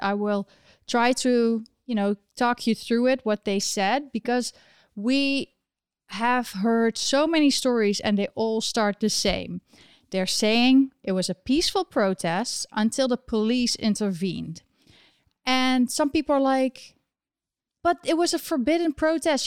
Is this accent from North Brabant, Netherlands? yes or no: yes; Eindhoven, North Brabant, Netherlands; my home country of the Netherlands. Um, the place where I was born and raised, Eindhoven